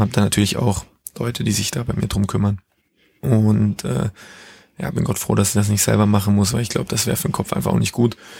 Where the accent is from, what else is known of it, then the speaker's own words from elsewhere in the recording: near Basel, Baden-Württemberg, Germany; moved away as an adult; also born or lived in Switzerland; weil in der Ecke, wo ich aufgewachsen bin in Deutschland, gibt es auch einen Dialekt, der dem Schweizer Dialekt sehr ähnelt